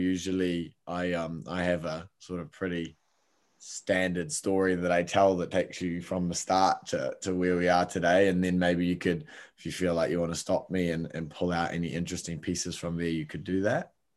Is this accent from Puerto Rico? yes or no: no; Palmerston North, Manawatū-Whanganui, New Zealand; I grew up in Palmerston North, little town, um, in New Zealand